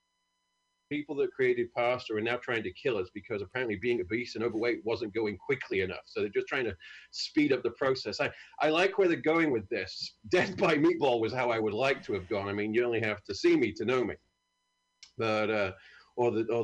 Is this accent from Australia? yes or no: no; United Kingdom; moved away; I'm from a great country. We've had it in the name for 2,000 years